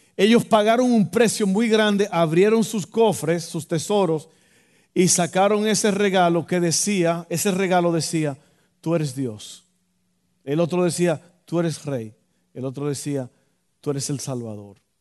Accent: Dominican Republic; moved away; yo recuerdo en mi país, en Santo Domingo

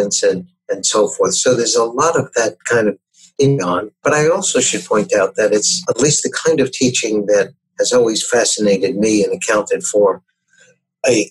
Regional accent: New York City, New York, United States; I grew up in New York City, going to schools with romantic names like PS 89 and Junior High School 135, etc.

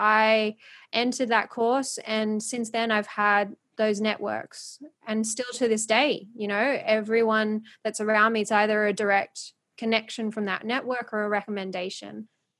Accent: Philippines; I always had this feeling in the background because of being Filipino. I just always knew I wanted to do something, because I went to the Philippines and I just saw how much poverty there was.

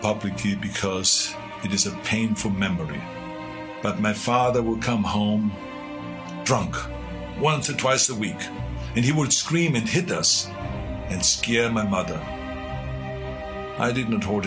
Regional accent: Austria; now in United States; Now, I grew up in Austria.

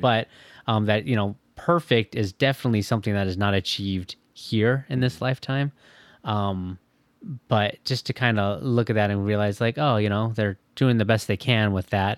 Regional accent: Michigan, United States; moved away as an adult; also born or lived in Orange County, California / Indiana; now in Fishers, United States; growing up in Michigan

